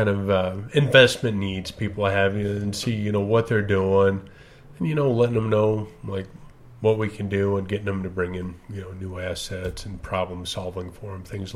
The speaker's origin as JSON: {"language": "English", "town": "Castle Rock", "region": "Colorado", "country": "United States", "tie": "born or raised there", "also_born_or_lived": "Oklahoma", "said": "I grew up in Castle Rock. So I'm originally from Oklahoma, but grew up down in Castle Rock."}